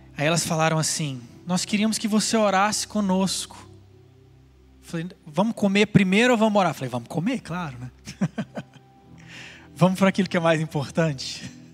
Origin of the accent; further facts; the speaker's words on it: Goiânia, Goiás, Brazil; now in California, United States; um rapaz de Goiânia, onde eu nasci?